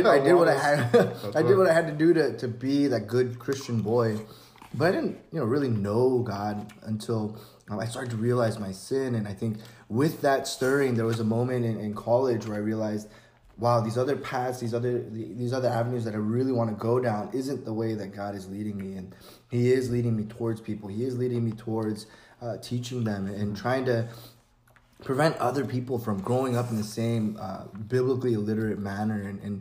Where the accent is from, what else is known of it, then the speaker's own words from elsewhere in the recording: San Francisco, California, United States; I'm originally from San Francisco